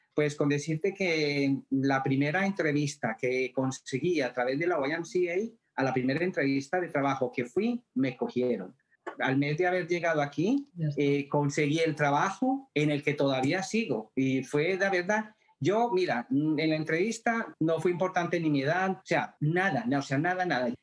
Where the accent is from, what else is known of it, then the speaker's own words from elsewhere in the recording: Colombia; moved away as an adult; also born or lived in Madrid, Spain; now in Ottawa, Canada; yo nací en Colombia, pero hace 31 años me fui para Madrid.